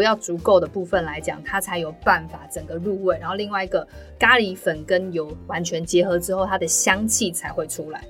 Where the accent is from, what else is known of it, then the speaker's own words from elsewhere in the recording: Taiwan; 我们台湾人对椰奶的接受度没那么高